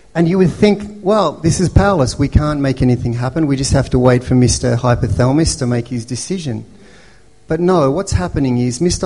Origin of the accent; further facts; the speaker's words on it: Melbourne, Victoria, Australia; When I was growing up in Melbourne, um, as a, a white European family